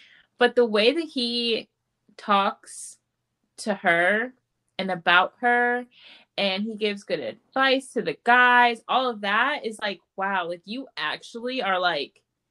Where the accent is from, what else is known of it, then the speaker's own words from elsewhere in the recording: United States; we're American